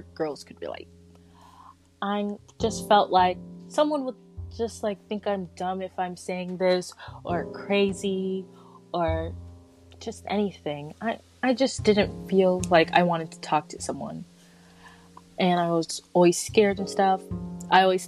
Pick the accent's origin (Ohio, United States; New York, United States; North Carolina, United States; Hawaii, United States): North Carolina, United States; also born or lived in Silver Spring, Maryland; I was born in Silver Spring, Maryland. And then I moved all the way to North Carolina in 2014.